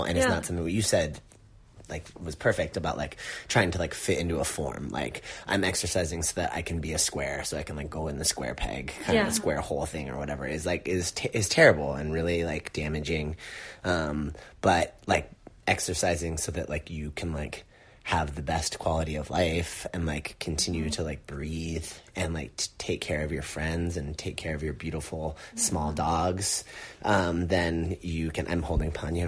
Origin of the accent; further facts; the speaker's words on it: Long Beach, California, United States; I grew up in Long Beach